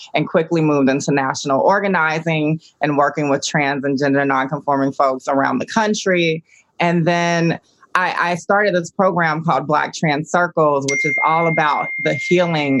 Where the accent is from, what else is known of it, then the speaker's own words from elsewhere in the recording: Augusta, Georgia, United States; I grew up in Augusta, Georgia.